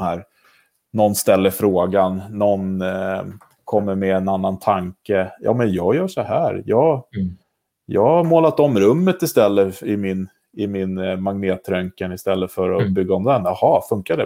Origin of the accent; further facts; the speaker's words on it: Vaxholm, Stockholm County, Sweden; Jag är uppvuxen i Vaxholm, eller på resare till och med.